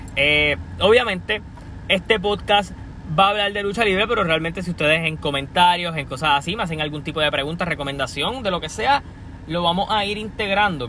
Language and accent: Spanish; Puerto Rico; soy de Puerto Rico.